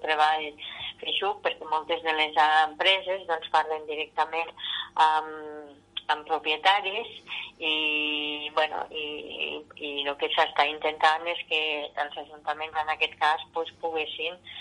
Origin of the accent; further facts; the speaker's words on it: Vinebre, Catalonia, Spain; soc alcaldessa i soc de Vinebre